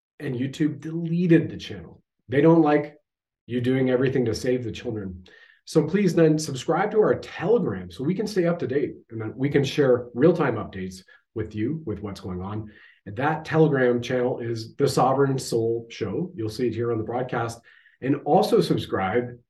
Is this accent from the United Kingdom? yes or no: no; Canada